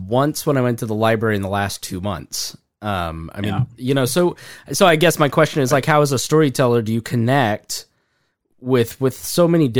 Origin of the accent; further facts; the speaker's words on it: Indiana, United States; we've had a lot of debates about this because I'm from Indiana.